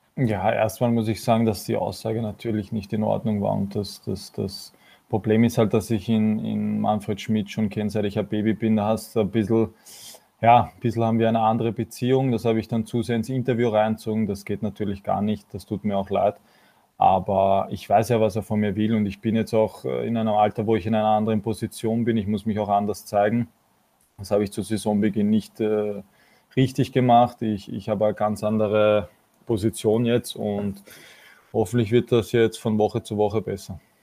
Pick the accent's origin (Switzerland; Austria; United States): Austria; Vienna; für mich persönlich als Wiener